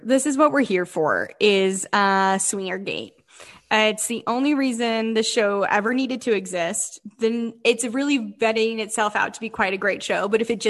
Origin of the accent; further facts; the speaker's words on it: Utah, United States; I'm a tragedy, according to Heather, because I don't ski, and I'm from Utah.